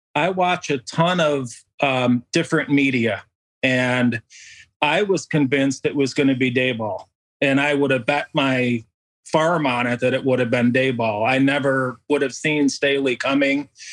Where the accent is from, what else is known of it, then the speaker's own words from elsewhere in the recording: a town outside of Rochester, New York, United States; I actually grew up in a town outside of, uh, Rochester, New York. So Bill's Country, Western New York